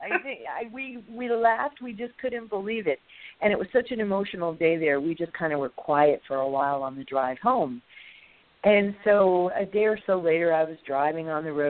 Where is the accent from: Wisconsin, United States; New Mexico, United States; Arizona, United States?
New Mexico, United States; born there; I was born in New Mexico. It's very near and dear to me, and I've been out west at least 25 times, but I haven't been out there since 2011.